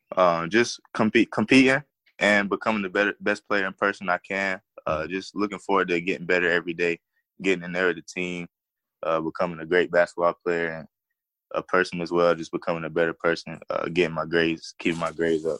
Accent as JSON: {"language": "English", "region": "South Carolina", "country": "United States", "tie": "born or raised there", "said": "it's my home state, and I take a lot of pride in being from South Carolina"}